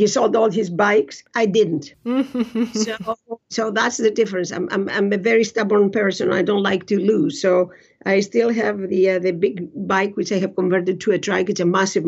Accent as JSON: {"language": "English", "country": "Greece", "tie": "born or raised there", "moved": "yes", "lives_now": "Canada", "said": "I was born in Greece and all of that. I left a different world there when I came to Canada."}